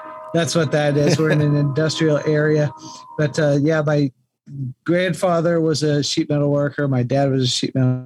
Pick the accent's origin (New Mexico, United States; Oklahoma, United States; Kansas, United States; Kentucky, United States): Kansas, United States; Topeka; the Evel Knievel Museum came to my hometown, and I'm a hometown boy